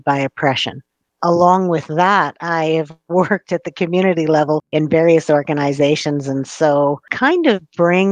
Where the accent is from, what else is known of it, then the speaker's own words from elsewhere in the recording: Treaty 7 land, Alberta, Canada; I was born and raised on Treaty 7